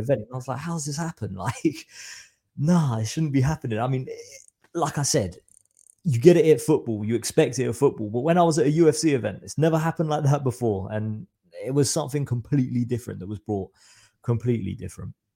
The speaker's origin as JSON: {"language": "English", "town": "Reading", "region": "South East England", "country": "United Kingdom", "said": "I'm from Reading, so it's about, say, an hour away from London"}